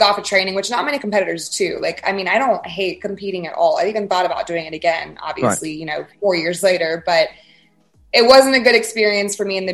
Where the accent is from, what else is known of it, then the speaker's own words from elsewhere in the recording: Fayetteville, Georgia, United States; I grew up in South Atlanta, so I've never experienced Atlanta, Fayetteville, Georgia